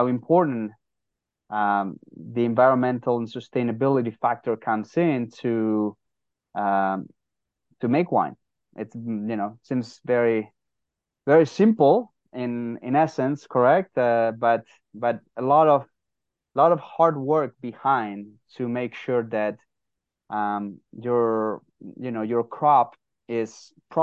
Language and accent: English; San Sebastian, Basque Country, Spain; moved away as an adult; now in United States; Originally from San Sebastian, Spain